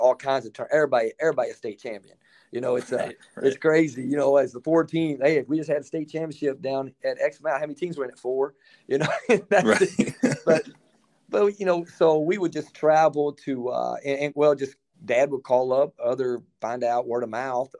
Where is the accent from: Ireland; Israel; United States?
United States; Elizabeth, Indiana; I grew up in Elizabeth, Indiana. You know where Elizabeth is. small town down in Harrison County on the river